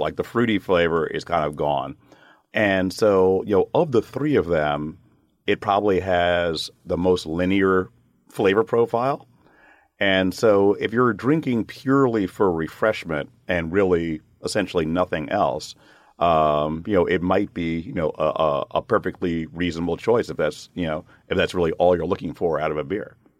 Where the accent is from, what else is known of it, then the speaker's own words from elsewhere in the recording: United States; as an American brewer